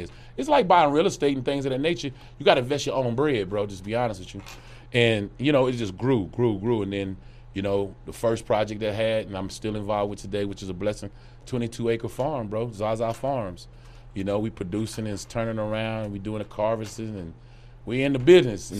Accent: Oklahoma, United States; also born or lived in Dallas; I'm originally from Oklahoma, so I always had my residency. I never even moved into Dallas, and things. I always kept an Oklahoma residence.

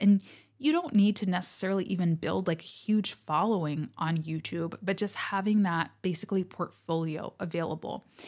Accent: United States; I am American, do live on the American continent

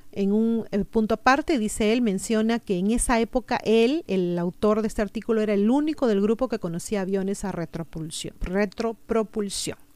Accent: Callao, Peru; A título personal, bueno, yo no soy limeña, soy chalaca y no he tenido el gusto de conocer Matucán, espero algún día poder visitar este y otros hermosos lugares que sé que existen en mi país.

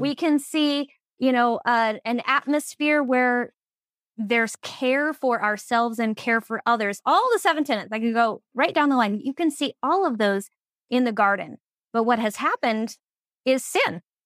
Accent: Phoenix, Arizona, United States; moved away as an adult; now in Minnesota, United States; I am originally from Phoenix, Arizona, but I followed love all the way to Minnesota, you know, twenty plus years ago

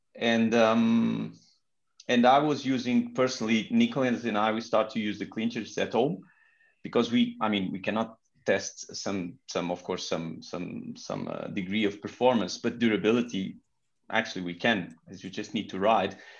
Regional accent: Portugal; English is a second language; I'm from Portugal

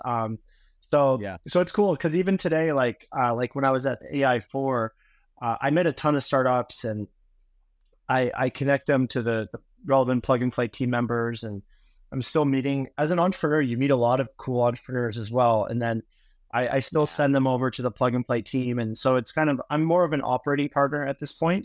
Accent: Vancouver, British Columbia, Canada; moved away as an adult; I'm originally from Vancouver, Canada

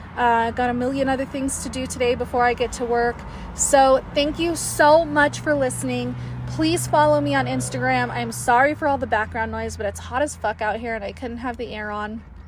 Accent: Las Vegas, Nevada, United States; now in Colorado, United States; I'm originally from Vegas

